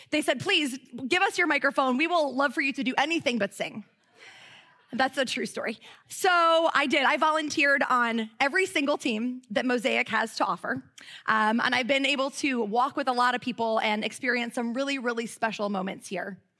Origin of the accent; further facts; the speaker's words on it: Midwest, United States; moved away as an adult; now in Charlotte, United States; I grew up in the Midwest, and I came to Charlotte to teach kindergarten